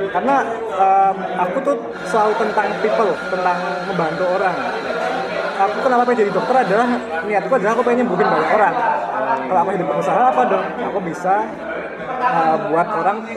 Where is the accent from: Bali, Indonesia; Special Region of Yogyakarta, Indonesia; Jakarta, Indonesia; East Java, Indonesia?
Special Region of Yogyakarta, Indonesia; Yogyakarta; Membangun Jogja lah, aku kan anak Jogja. Aku pengen bangun Jogja.